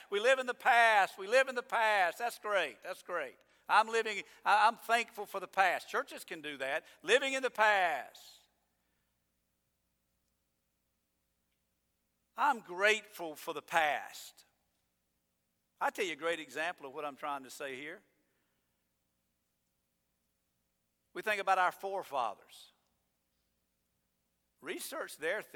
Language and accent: English; United States; I'm an American